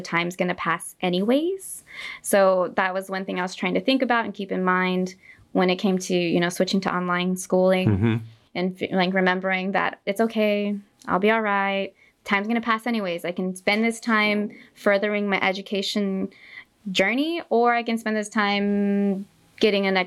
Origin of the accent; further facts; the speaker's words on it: Stockton, California, United States; now in San Jose, United States; I grew up in Stockton, California